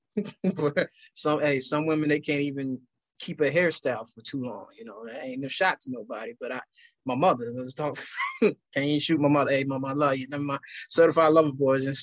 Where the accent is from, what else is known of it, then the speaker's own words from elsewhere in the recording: Ohio, United States; I'm from Ohio